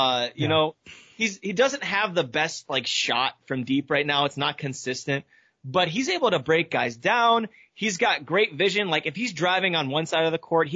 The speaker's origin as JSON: {"language": "English", "town": "Cleveland", "region": "Ohio", "country": "United States", "tie": "born or raised there", "said": "my hometown of Cleveland, Ohio"}